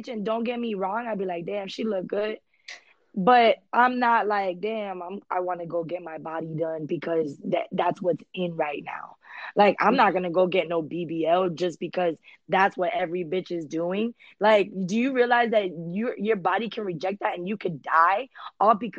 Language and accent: English; Miami Beach, Florida, United States; English is a second language; I was born in Miami Beach.